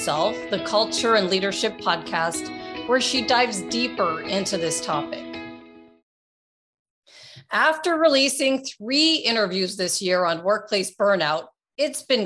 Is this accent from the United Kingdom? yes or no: no; Canada; moved away; which I still consider my home country because I grew up in Canada